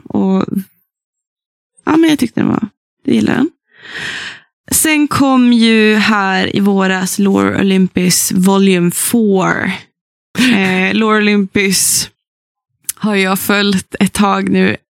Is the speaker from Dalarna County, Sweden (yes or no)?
no; Sollefteå, Västernorrland County, Sweden; moved away; min hemstad Sollefteå och in på den gamla bokhandeln som jag har vuxit upp